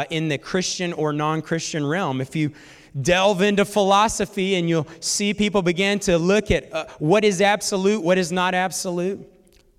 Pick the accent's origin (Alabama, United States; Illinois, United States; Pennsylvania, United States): Alabama, United States; North; I'm also from North Alabama as well